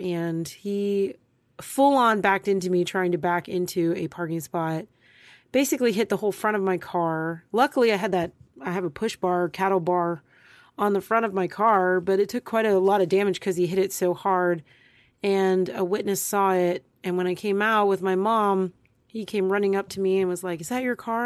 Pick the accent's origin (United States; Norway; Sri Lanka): United States; Texas; I'm from Texas. I live in Texas.